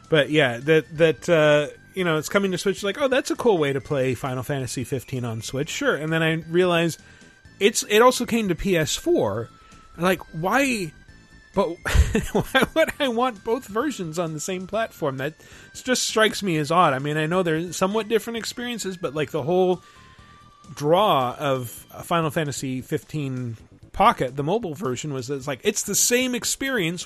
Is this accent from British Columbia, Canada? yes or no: no; Toronto, Ontario, Canada; I'm from Toronto